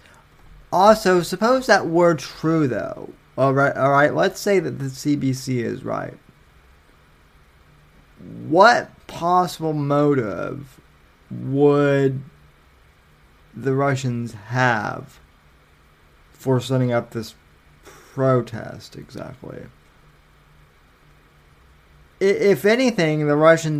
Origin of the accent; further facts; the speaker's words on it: Colorado, United States; now in Florida, United States; I'm from Colorado